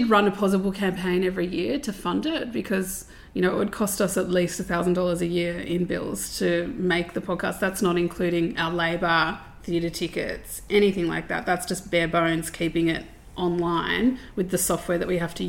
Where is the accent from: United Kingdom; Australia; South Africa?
Australia; Sydney, New South Wales; I grew up in southwestern Sydney